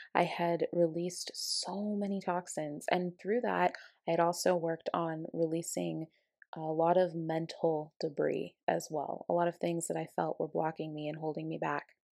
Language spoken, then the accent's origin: English; Aurora, Colorado, United States; moved away as an adult; now in Ashland, United States; I moved from my hometown of Colorado, Aurora, Colorado, to Ashland, Oregon